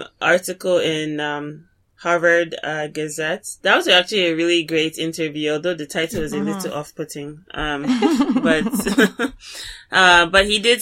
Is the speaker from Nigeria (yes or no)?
yes; Nigeria; that just because I'm Christian, it doesn't invalidate my identity as an Igbo woman, as an African, as a Nigerian